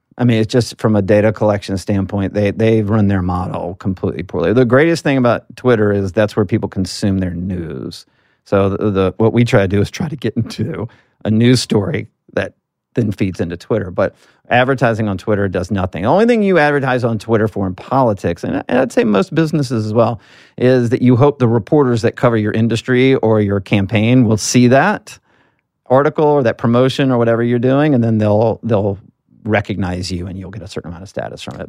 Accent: Alabama, United States; as a southerner, I'm from Alabama

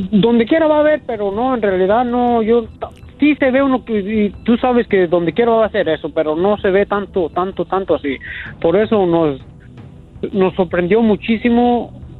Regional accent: La Piedad, Michoacán, Mexico; Yo, yo soy de La Piedad, Michoacán.

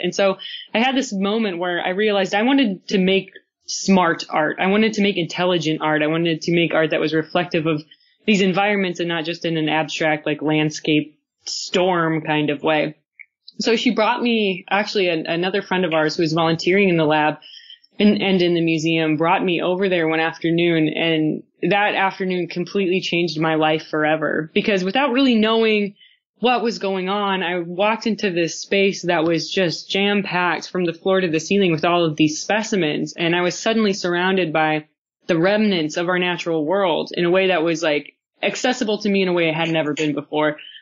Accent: United States; moved away; also born or lived in South Dakota / Montana; a rather sheltered naive kid growing up in South Dakota and Montana

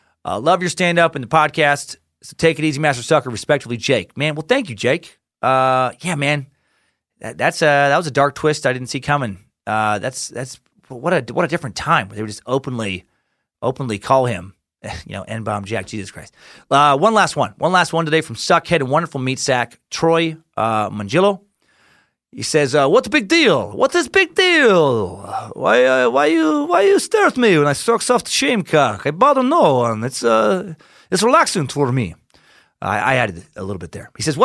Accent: Mexico; now in United States; I am an immigrant from Mexico, and after 26 years, I just became a legal permanent resident of the United States.

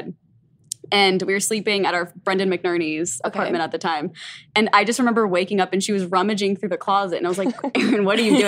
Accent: Omaha, Nebraska, United States; I'm from Omaha, Nebraska

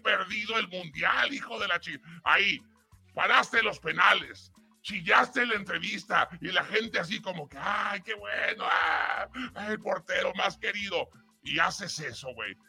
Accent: Mexico; soy mexicano

